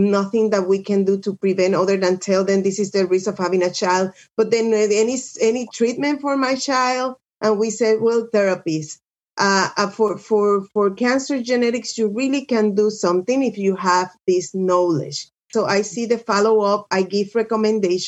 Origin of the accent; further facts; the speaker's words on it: Puerto Rico; moved away as an adult; also born or lived in Birmingham, Alabama / Duarte, California; I'm from Puerto Rico